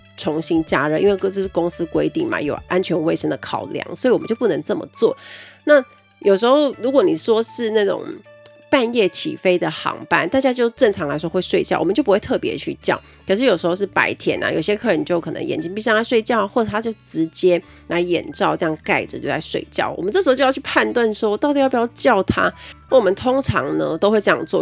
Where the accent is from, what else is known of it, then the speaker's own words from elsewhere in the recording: Kaohsiung, Taiwan; 我们是高雄人